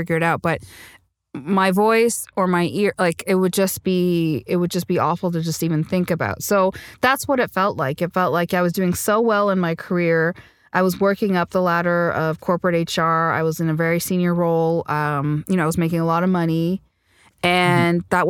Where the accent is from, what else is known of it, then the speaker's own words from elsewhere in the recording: Montreal, Quebec, Canada; also born or lived in Sri Lanka; now in Toronto, Canada; I speak French because I grew up in Montreal when we immigrated here to Canada